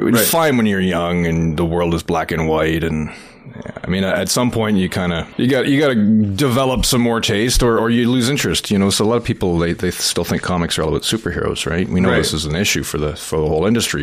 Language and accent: English; Toronto, Ontario, Canada; also born or lived in Vancouver; Landed in North York in a little bungalow. So I grew up there in Toronto my whole life, pretty much